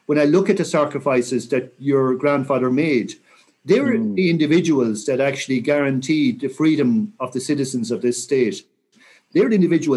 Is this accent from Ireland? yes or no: yes; Mayo, Connacht, Ireland; I'm from Mayo